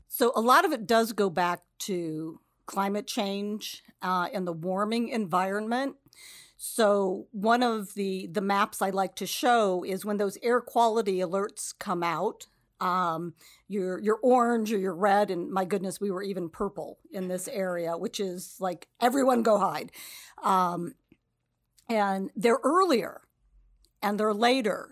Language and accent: English; Cleveland, Ohio, United States; moved away as an adult; now in Cincinnati, United States; I grew up in the Cleveland area